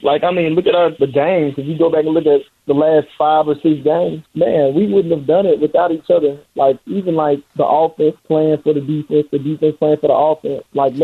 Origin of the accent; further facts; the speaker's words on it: Mississippi, United States; moved away; I'm from Mississippi, you know, played at Mississippi State